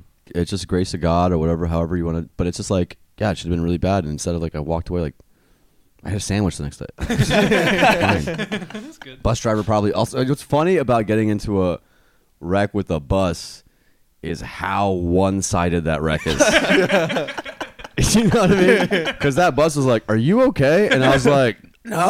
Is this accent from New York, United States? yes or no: yes; New York, United States; now in Houston, United States; I'm originally from New York, and I wanted to move back to New York